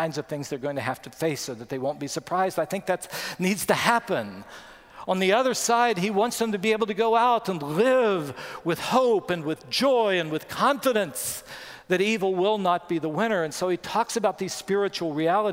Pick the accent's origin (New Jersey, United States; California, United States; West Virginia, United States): West Virginia, United States; When I grew up in West Virginia, I walked to school